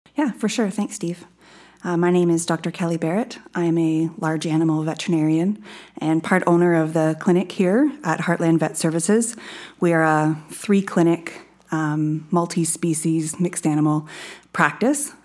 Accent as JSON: {"language": "English", "area": "Bruce County", "region": "Ontario", "country": "Canada", "tie": "born or raised there", "said": "I grew up in Bruce County, around a lot of beef cattle"}